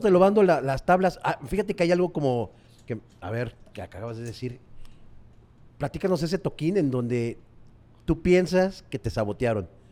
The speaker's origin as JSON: {"language": "Spanish", "country": "Mexico", "said": "nosotros como mexicanos tenemos como un inglés muy básico"}